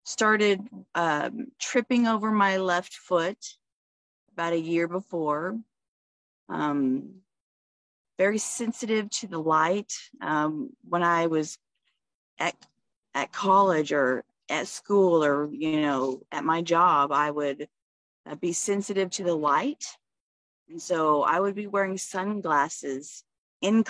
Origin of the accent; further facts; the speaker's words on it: Fort Worth, Texas, United States; now in Waco, United States; I'm born in Fort Worth, but I'm in Waco, Texas